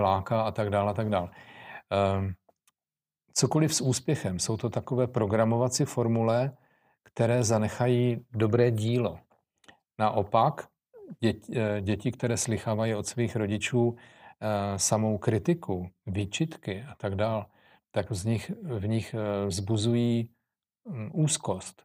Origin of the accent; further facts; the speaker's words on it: Czechia; jako Češi